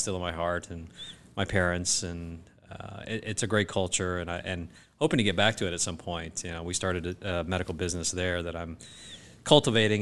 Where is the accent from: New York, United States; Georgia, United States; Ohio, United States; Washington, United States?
Georgia, United States; South; moved away as an adult; also born or lived in Boston, Massachusetts; I grew up in South Georgia when my father, uh, who was also a physician at the time, was recruited to be the small town doc in a little town in South Georgia